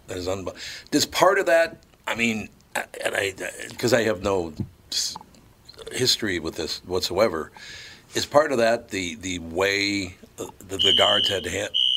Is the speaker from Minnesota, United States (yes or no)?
yes; Minneapolis, Minnesota, United States; I grew up in North Minneapolis